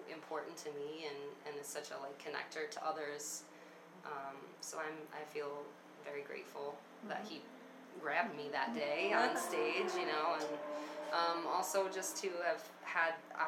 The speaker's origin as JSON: {"language": "English", "town": "New York City", "region": "New York", "country": "United States", "tie": "born or raised there", "said": "I grew up in Brooklyn, New York"}